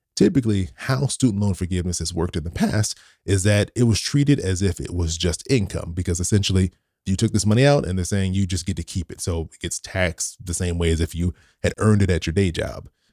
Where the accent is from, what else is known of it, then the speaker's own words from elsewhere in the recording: California, United States; my home state, are California